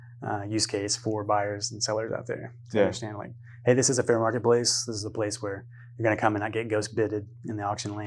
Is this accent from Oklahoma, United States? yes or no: yes; Oklahoma, United States; I'm from Oklahoma